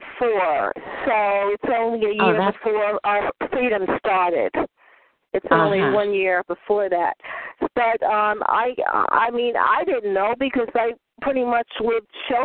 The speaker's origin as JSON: {"language": "English", "region": "New York", "country": "United States", "tie": "born or raised there", "moved": "yes", "said": "I'm from New York. I haven't been in New York in a long time. I'm a native"}